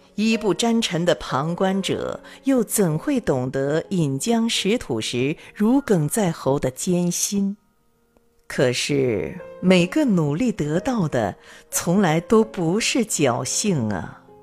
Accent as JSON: {"language": "Chinese", "region": "Chongqing", "country": "China", "said": "我作为重庆人"}